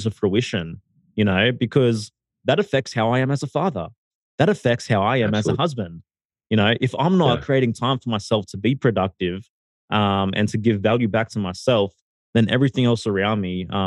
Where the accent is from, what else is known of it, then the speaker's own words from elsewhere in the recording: Sydney, New South Wales, Australia; moved away as an adult; now in Mexico; originally I'm from Sydney. Recently I relocated my entire family to Mexico